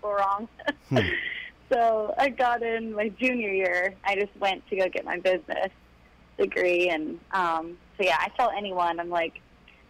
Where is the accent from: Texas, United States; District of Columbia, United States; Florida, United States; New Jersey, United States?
Florida, United States; Tampa; my hometown in Tampa